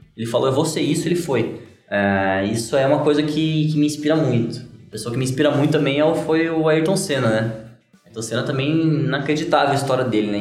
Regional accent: Brazil; eu sou do Brasil

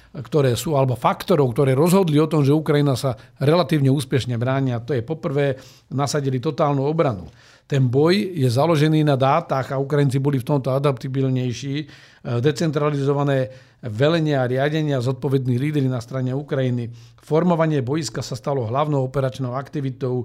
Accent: Slovakia

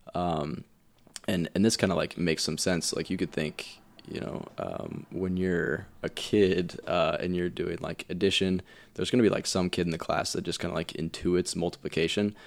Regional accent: Indiana, United States; now in Colorado, United States; I'm from Indiana

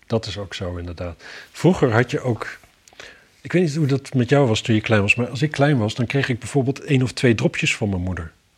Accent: Wapserveen, Drenthe, Netherlands; bij ons in Wapserveen

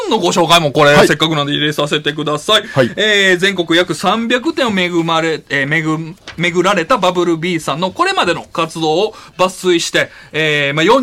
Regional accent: Wakayama, Japan; 僕は和歌山県出身なんですけども、

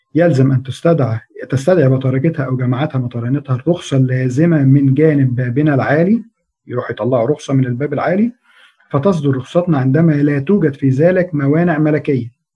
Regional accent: Egypt

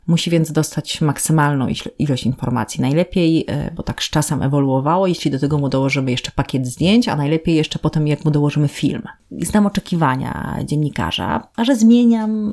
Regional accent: southern Poland, Poland; also born or lived in Warsaw; now in Gdańsk, Poland; Ja jestem z południa Polski

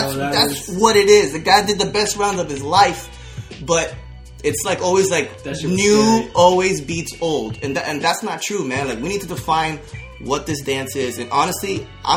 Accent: Orlando, Florida, United States; I'm from Florida. I'm from Orlando.

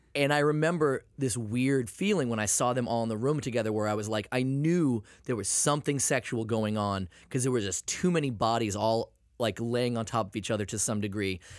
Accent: Maine, United States; I'm from Maine

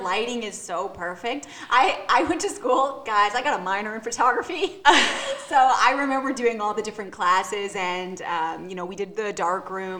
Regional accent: Nashville, Tennessee, United States; now in Atlanta, United States; I was born in Nashville, Tennessee, and so every summer I was at Dollywood.

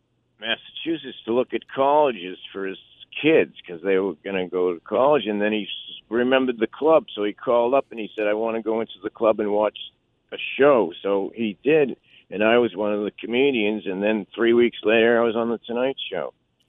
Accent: Philippines; also born or lived in Japan; I was born in Japan. I was raised in the Philippines.

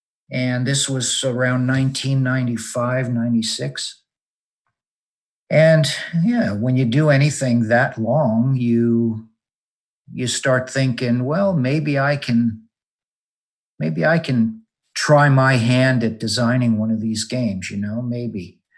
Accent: Connecticut, United States; I was born in Connecticut.

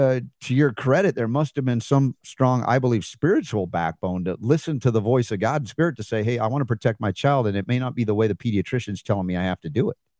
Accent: United States; as an American growing up in a medical family

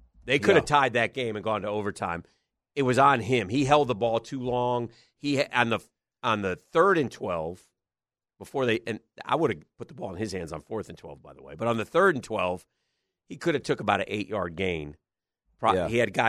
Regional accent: Miami, Florida, United States; I grew up in Miami. I've never heard of Monarch

